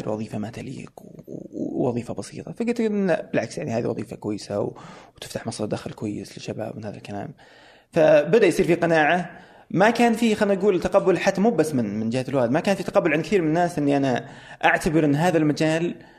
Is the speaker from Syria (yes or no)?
no; Saudi Arabia; اني انا سعودي